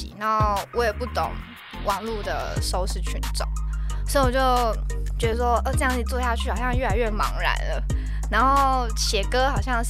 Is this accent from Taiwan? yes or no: yes; Taipei, Taiwan; 土生土长天龙人。